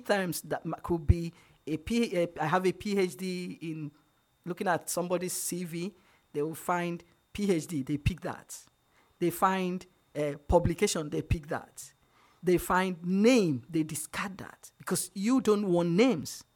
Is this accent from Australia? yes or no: no; Nigeria; I'm from Nigeria, so it's unfair to call me Black when I'm African